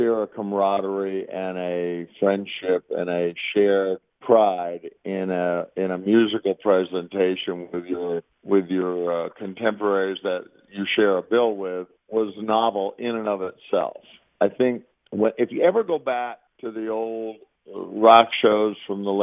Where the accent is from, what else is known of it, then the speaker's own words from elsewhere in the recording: Tampa, Florida, United States; growing up in Tampa, we lived right on Highway 41